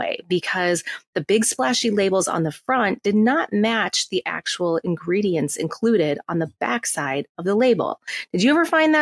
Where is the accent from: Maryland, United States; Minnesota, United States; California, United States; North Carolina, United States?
Minnesota, United States; from the Midwest. I'm from Minnesota